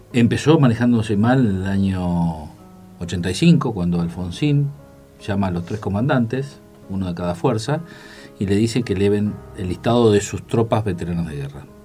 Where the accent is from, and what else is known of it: Argentina